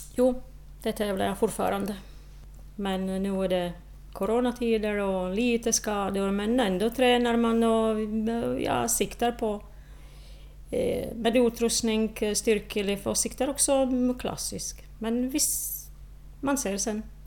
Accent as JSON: {"language": "Swedish", "country": "Slovakia", "second_language": "Swedish", "moved": "as an adult", "lives_now": "Åland, Finland", "said": "i Slovakien, i mitt hemland"}